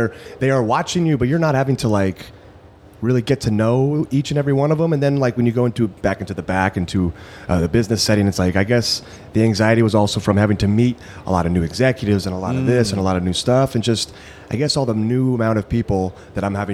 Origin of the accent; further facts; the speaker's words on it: Rancho Cucamonga, California, United States; also born or lived in Burbank, California; I was born in Burbank. I grew up in Rancho Cucamonga. And then I live back in Burbank now.